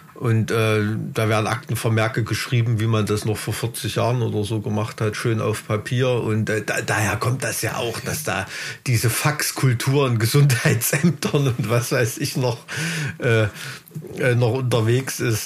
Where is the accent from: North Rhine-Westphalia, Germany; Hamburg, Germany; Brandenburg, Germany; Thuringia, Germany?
Thuringia, Germany; hier in Thüringen